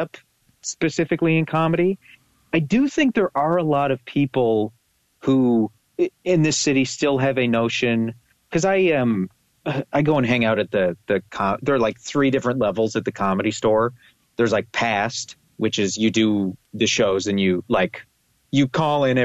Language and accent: English; Calgary, Alberta, Canada; also born or lived in Toronto, Canada; now in Los Angeles, United States; I grew up in Calgary. I didn't like it. I moved to Toronto. I liked it there. And then I got engaged and moved to L.A.